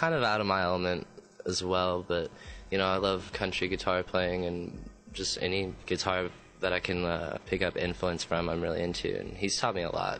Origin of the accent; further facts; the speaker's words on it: Owensboro, Kentucky, United States; now in Louisville, United States; I'm from Owensboro, Kentucky, but I've been living in Louisville for about 10, 12 years.